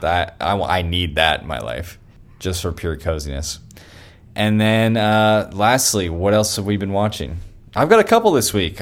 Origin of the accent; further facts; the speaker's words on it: Elk Grove, California, United States; now in Redding, United States; I was in my hometown